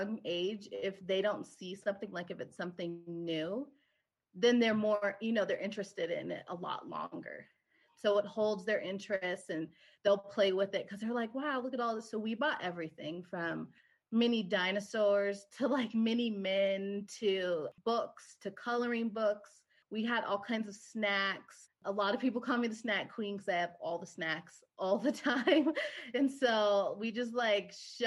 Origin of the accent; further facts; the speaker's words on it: Seattle, Washington, United States; moved away as an adult; now in Bozeman, United States; We are originally from Seattle, Washington. So we both weren't born there, but we were raised there.